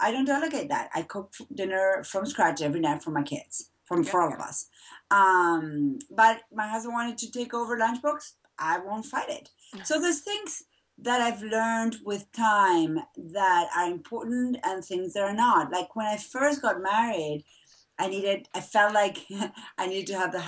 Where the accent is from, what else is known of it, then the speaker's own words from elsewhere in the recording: Buenos Aires, Argentina; now in Massachusetts, United States; I was born and raised in Argentina